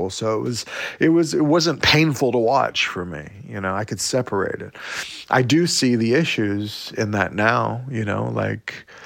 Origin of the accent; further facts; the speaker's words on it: Oklahoma, United States; so you grow up different when you're in Oklahoma as a Native kid.